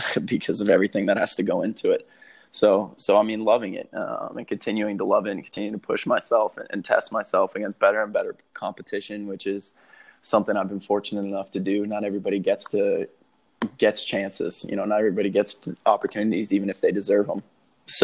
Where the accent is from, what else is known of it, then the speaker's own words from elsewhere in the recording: Dallas, Texas, United States; I grew up in Dallas, Texas